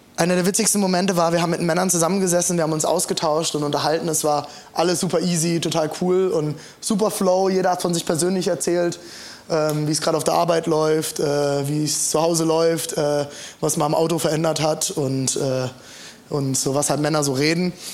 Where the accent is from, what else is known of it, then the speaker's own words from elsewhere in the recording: Germany; für uns Deutsche, die im Humanismus aufgewachsen sind